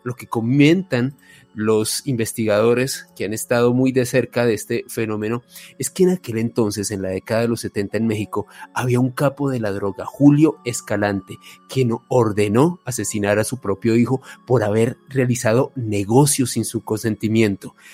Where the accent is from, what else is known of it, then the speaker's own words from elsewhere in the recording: Colombia; los colombianos